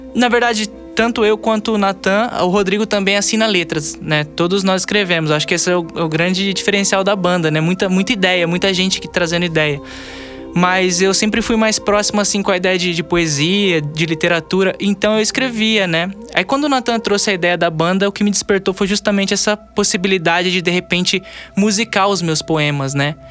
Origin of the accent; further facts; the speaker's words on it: Lins, São Paulo, Brazil; nós dois somos de Lins, né? É, eu moro na, na zona rural, eu, eu sou a, a face a face caipira da banda, né? É, mas daqui de Lins mesmo